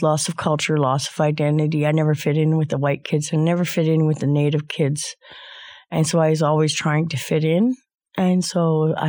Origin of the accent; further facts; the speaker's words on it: Edmonton, Alberta, Canada; also born or lived in Lesser Slave Lake, Alberta; I come from Edmonton